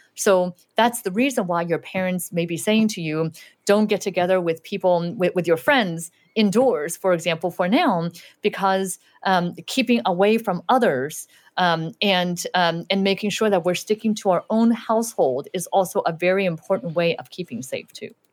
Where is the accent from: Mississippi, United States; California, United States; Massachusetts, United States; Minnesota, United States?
California, United States; Southern; English is a second language; also born or lived in Shanghai, China / Utah; I lived there for a few years, and then we, we moved to Los Angeles, and I mainly grew up in Southern California